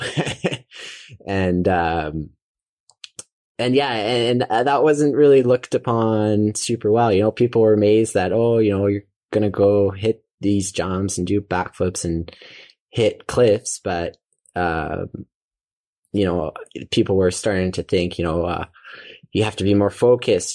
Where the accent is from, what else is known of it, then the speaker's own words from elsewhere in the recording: Calgary, Alberta, Canada; also born or lived in Bow Valley / Banff / Canmore; so I grew up, uh, in Calgary, uh, Alberta